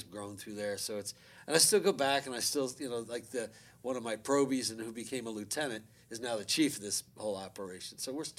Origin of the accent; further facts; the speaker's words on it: Long Island, New York, United States; also born or lived in Chicago; I was born in Chicago, and I was adopted, so I was then brought to New York by my parents